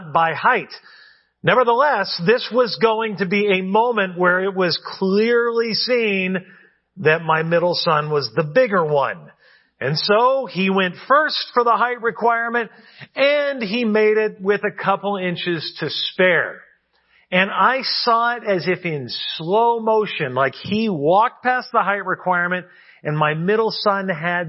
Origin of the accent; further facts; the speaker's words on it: California, United States; moved away as an adult; also born or lived in New York City; my home state of California, where I now live